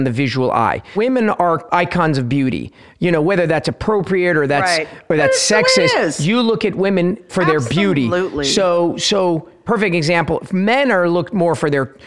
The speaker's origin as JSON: {"language": "English", "town": "Los Angeles", "region": "California", "country": "United States", "tie": "born or raised there", "also_born_or_lived": "Tehran, Iran"}